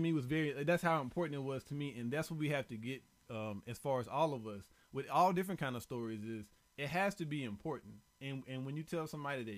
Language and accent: English; the South, United States; I'm from the South